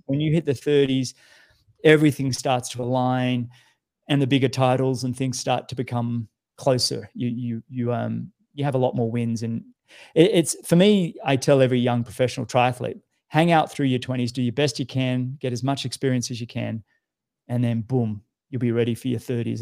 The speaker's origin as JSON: {"language": "English", "country": "Australia", "said": "you know what it's like being an Australian."}